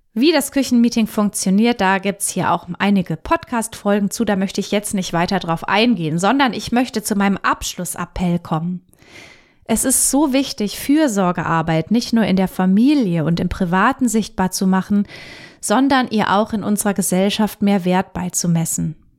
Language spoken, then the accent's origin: German; Germany; bei uns in Deutschland